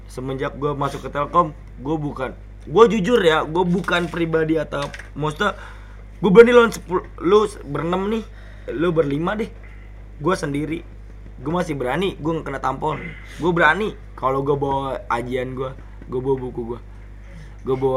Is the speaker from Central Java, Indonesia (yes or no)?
no; Depok, West Java, Indonesia; Ketika gue sebenarnya dari Depok, gue nggak pernah mau mamerin kalau diri gue adalah seorang petarung